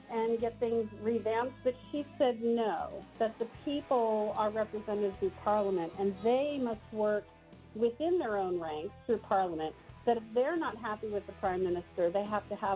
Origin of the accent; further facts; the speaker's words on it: United States; I'm an American, but my great grandfather's Canadian, and my ancestors are Welsh and British and half German